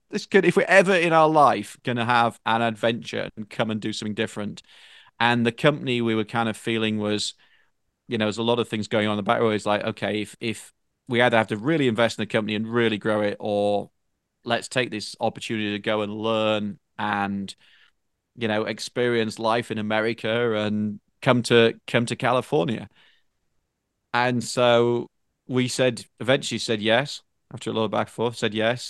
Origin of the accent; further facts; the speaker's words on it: Northern England, United Kingdom; moved away as an adult; now in United States; where I grew up in Northern Eng-, in, in Northern England in particular